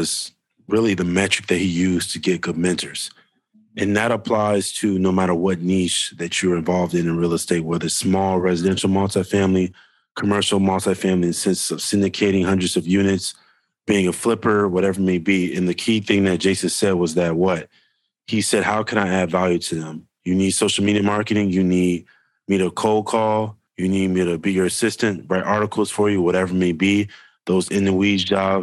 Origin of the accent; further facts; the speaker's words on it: Chicago, Illinois, United States; I'm from Chicago